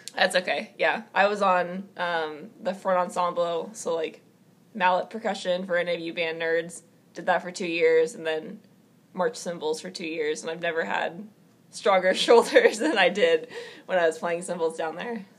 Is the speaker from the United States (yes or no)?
yes; Omaha, Nebraska, United States; born and raised in Omaha, Nebraska